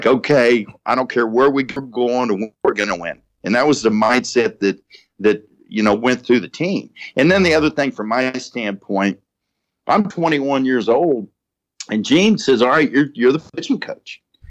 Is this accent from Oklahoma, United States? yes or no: yes; Perry, Oklahoma, United States; moved away as an adult; also born or lived in Wichita, Kansas; I'm a high school kid growing up in Oklahoma, Perry, mm-hmm. Oklahoma. I graduated in 1974.